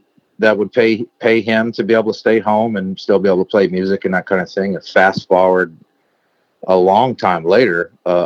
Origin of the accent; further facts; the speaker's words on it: South Louisiana near New Orleans, United States; also born or lived in Nashville; growing up in South Louisiana near New Orleans